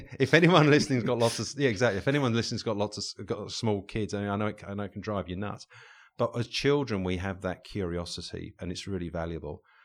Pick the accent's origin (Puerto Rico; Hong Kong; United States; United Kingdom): United Kingdom; England; back in the day when we were, were, uh, growing up in England